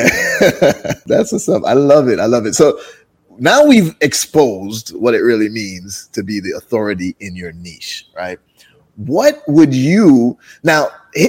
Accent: Jamaica; moved away; also born or lived in Brooklyn, New York, United States; I'm originally from Jamaica, grew up in Jamaica and then moved to Brooklyn, New York and grew up there too.

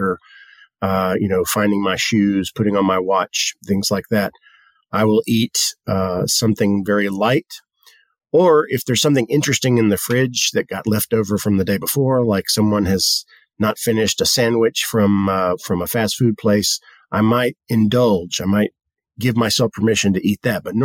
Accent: the South, United States; We come from the South, and the South is historically an agricultural region.

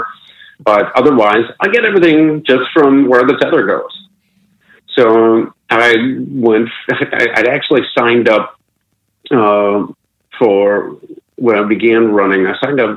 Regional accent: Akron, Ohio, United States; moved away; back home in my hometown of Akron, Ohio

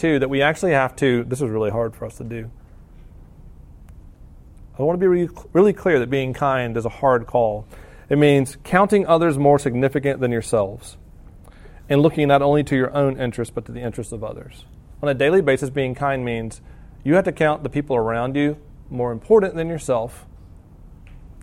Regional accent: the South, United States; moved away; I'm from the South

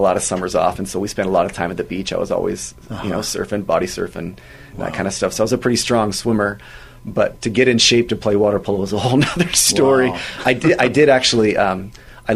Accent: Southern California, United States; I grew up in Southern California

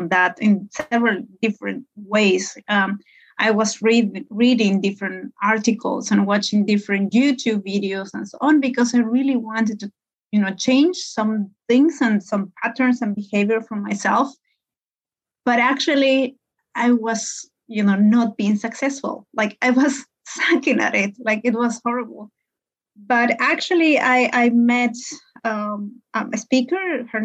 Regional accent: Peru; moved away as an adult; also born or lived in Hamburg, Germany; now in Finland; I'm Peruvian. I come from Peru. I moved to Europe a couple of years ago, many years ago

